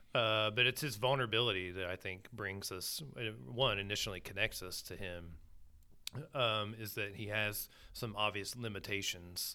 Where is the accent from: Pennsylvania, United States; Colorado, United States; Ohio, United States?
Ohio, United States; Southern; I grew up in Southern Ohio